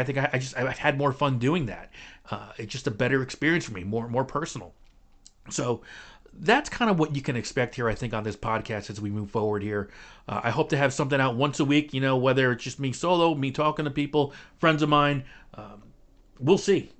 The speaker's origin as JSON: {"language": "English", "town": "Clifton", "region": "New Jersey", "country": "United States", "tie": "born or raised there", "also_born_or_lived": "North Arlington, New Jersey", "said": "I was born and raised in Clifton, not too far from here"}